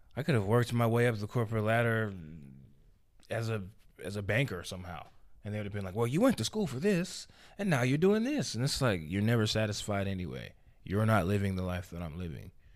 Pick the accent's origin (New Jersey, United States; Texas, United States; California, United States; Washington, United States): Texas, United States; Houston; also born or lived in Alief, Houston / Seguin, Texas / San Antonio, Texas; I'm from Houston, Texas. Born and raised